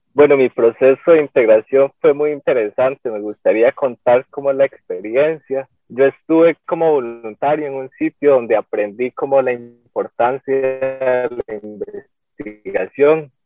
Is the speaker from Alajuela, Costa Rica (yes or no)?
yes; San Carlos, Alajuela, Costa Rica; also born or lived in San Vito de Coto Brus; now in San Vito, Costa Rica; Yo soy de San Carlos, vengo del CEU de San Carlos, actualmente vivo en San Vito de Cotobruz.